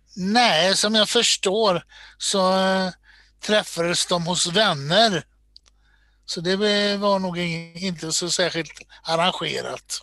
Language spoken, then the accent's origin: Swedish; Borås, Västra Götaland, Sweden; moved away as an adult; now in Stockholm, Sweden; Född och uppvuxen i Borås